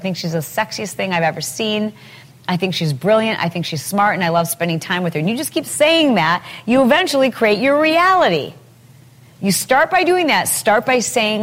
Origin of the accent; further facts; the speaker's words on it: Midwest, United States; now in California, United States; I grew up in the Midwest, and nobody has fences.